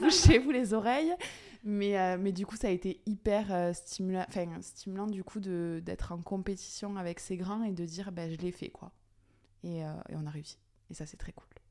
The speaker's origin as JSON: {"language": "French", "area": "Aveyron", "region": "Occitania", "country": "France", "tie": "born or raised there", "moved": "as an adult", "lives_now": "Toulouse, France", "said": "je suis native de l'Aveyron où j'ai eu donc mon cursus scolaire classique"}